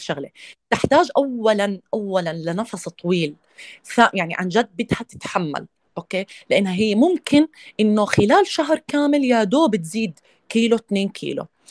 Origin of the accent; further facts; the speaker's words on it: Jordan; انا اردنيه